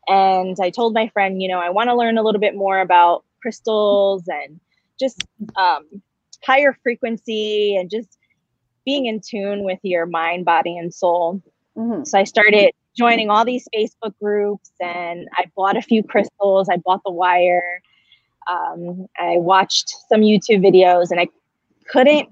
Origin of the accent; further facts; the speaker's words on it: New Jersey, United States; moved away as an adult; now in San Diego, United States; I'm originally from New Jersey. I moved out to San Diego about a year ago